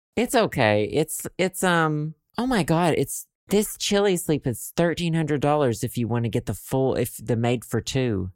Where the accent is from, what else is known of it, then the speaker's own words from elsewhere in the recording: Arkansas, United States; now in Chicago, United States; I am from Arkansas.